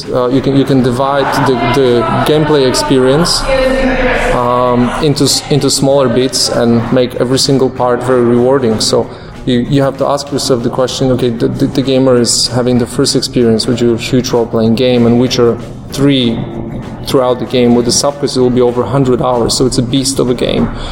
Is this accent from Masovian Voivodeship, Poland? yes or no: yes; Warsaw, Masovian Voivodeship, Poland; I'm a fellow from Poland, uh, from a tiny city called Warsaw